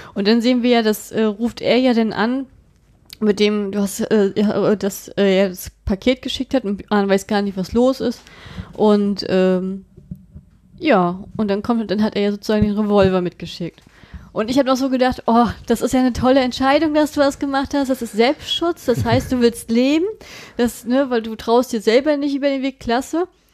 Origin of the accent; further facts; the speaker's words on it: Germany; bei uns in Deutschland